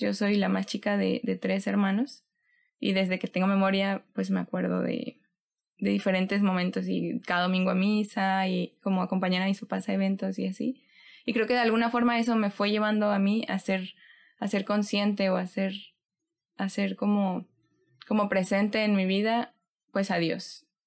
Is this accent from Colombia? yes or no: no; Xalapa, Veracruz, Mexico; moved away as an adult; now in Monterrey, Mexico; Yo soy de Jalapa, Veracruz. Allá nací, allá crecí, de ahí es mi familia.